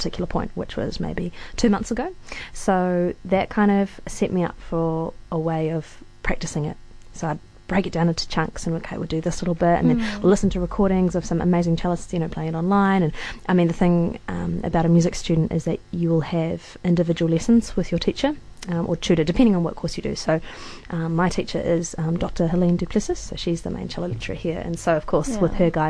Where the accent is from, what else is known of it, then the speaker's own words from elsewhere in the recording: Wellington, New Zealand; now in Dunedin, New Zealand; I'm from Te Whanganui o Tauranga, Wellington, and I grew up with my mother as a musician